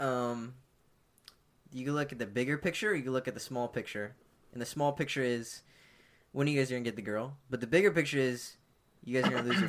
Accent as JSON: {"language": "English", "area": "SoCo", "region": "California", "country": "United States", "said": "I'm from SoCo."}